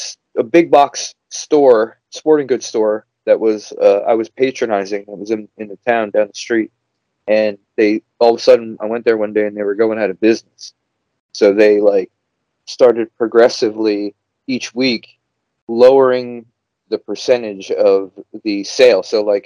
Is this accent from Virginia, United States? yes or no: no; New Jersey, United States; now in Minnesota, United States; Yeah, I'm American. Obviously, I was born on the East Coast of America in New Jersey. I grew up in New Jersey, and then I kind of moved around all over the place. You know, I live in Minnesota now. I live in the Upper Midwest.